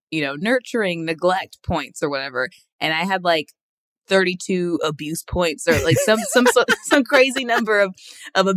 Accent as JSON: {"language": "English", "town": "Indianapolis", "region": "Indiana", "country": "United States", "tie": "born or raised there", "said": "I grew up in the Midwest, in Indianapolis"}